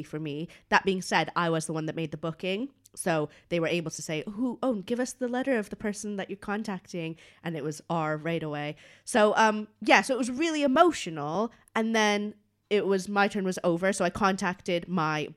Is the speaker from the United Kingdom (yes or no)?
no; Canada; I'm Canadian.